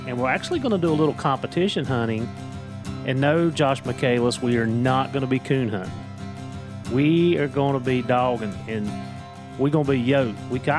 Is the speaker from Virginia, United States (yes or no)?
yes; Virginia, United States; accent: Southwest Virginia; Yeah, it's my accent, I'm telling you. It's the Southwest Virginia.